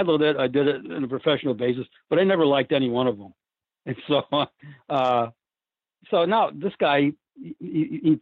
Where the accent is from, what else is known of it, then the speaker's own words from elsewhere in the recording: Auburn, New York, United States; moved away; also born or lived in Washington, D.C.; I was born and raised in Auburn